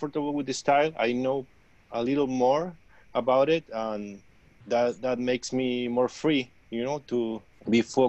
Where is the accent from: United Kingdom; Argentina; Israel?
Argentina; moved away; I'm from Argentina